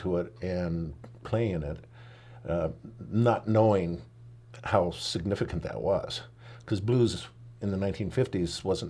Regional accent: Nashville, Tennessee, United States; born there; I was born in Nashville

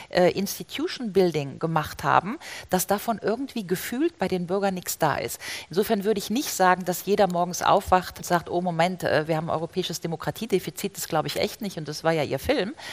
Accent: Rhineland, Germany; oder ich komme aus dem Rheinland, ja, Griffenbruch

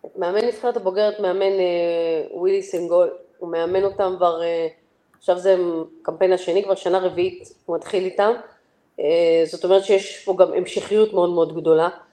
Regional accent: Israel; moved away as an adult; now in Georgia; בסוף אני ישראלית

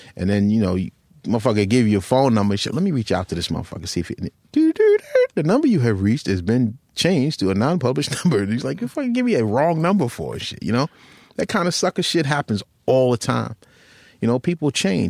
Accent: Long Island, New York, United States; also born or lived in Rockville Centre, New York / Westbury, New York / North Babylon, New York; where I grew up in Long Island

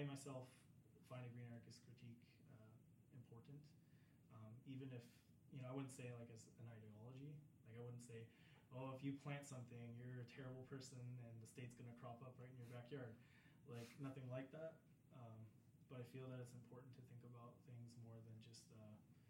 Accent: United States; growing up in the States, I saw this a lot.

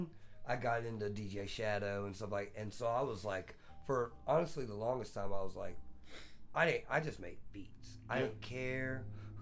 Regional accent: the South, United States; moved away as an adult; now in Los Angeles, United States; I'm from South

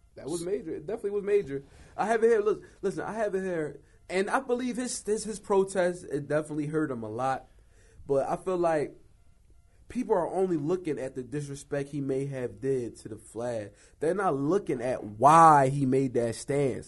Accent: Philadelphia, Pennsylvania, United States; we're from Philly

